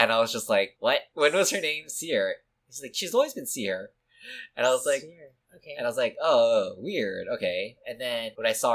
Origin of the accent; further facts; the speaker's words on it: Vancouver, British Columbia, Canada; I was born in Vancouver, like, I was born in Canada